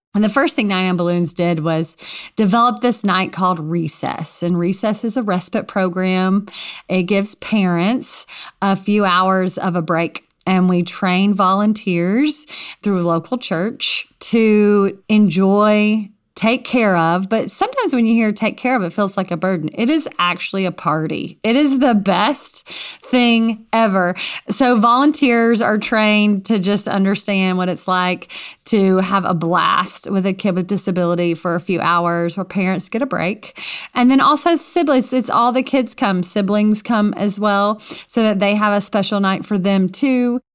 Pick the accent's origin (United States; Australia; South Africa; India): United States; Louisiana; I grew up, um, in a very small community in Louisiana.